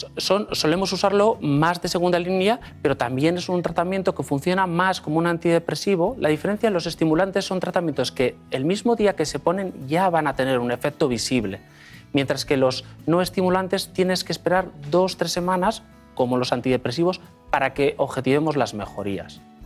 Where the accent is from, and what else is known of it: Basque Country, Spain; born or raised there; moved away as an adult; also born or lived in Madrid / London